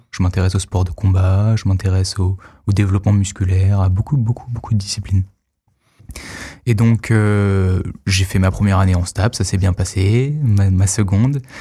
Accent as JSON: {"language": "French", "town": "Arles", "region": "Provence-Alpes-Côte d'Azur", "country": "France", "said": "Alors à la base, donc je viens de Arles, dans le sud, même si j'ai quelques racines parisiennes."}